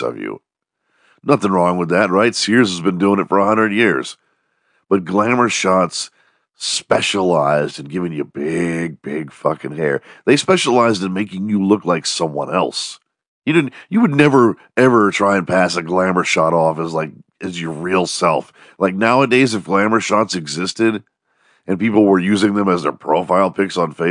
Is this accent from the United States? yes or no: yes; The Woodlands, Texas, United States; this job that used to exist where I grew up in the Woodlands